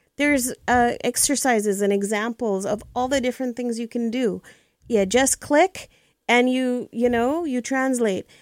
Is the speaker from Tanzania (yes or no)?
yes; Tanzania; now in Canada; I was born in East Africa, came to Canada 43 years ago